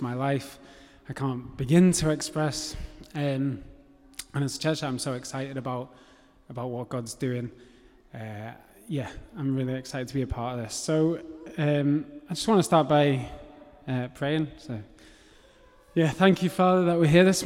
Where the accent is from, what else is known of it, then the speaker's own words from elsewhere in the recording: England, United Kingdom; accent: English; So I have an English accent. I was born in England, brought up in England.